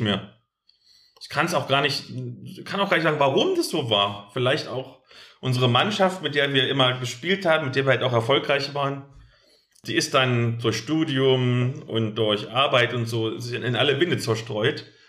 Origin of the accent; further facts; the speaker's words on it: East Germany, Germany; bei uns im Osten